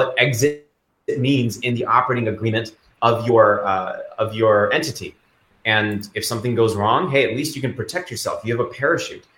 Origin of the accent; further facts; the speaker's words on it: Kalamazoo, Michigan, United States; Kalamazoo, Michigan as well, my hometown.